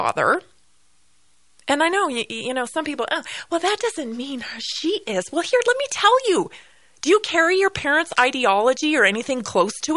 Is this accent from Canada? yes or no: yes; Canada; moved away; I am Canadian